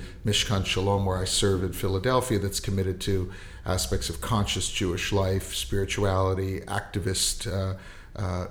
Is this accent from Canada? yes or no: yes; Winnipeg, Manitoba, Canada; I was born in Winnipeg